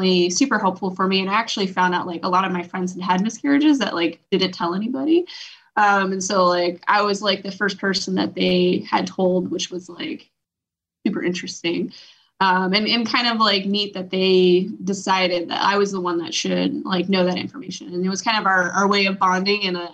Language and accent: English; New York, United States; We're both from New York